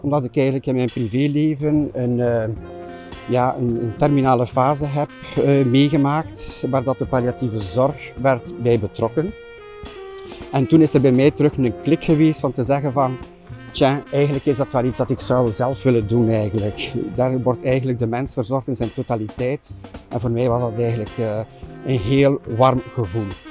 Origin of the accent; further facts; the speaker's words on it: Flemish Ardennes, Flanders, Belgium; moved away; also born or lived in Oudenaarde; Ik ben geboren in Oudenaarde en eigenlijk ben ik opgegroeid in de Vlaamse Ardennen.